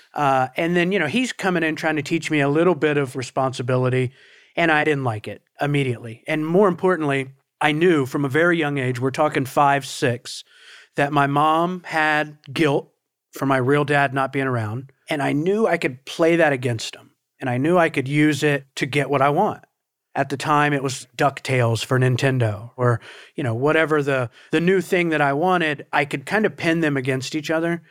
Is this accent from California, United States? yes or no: no; Portsmouth, Ohio, United States; moved away as an adult; also born or lived in Huntington, West Virginia; now in South Florida, United States; I'm from Portsmouth, Ohio is where I was, you know, raised from four years old on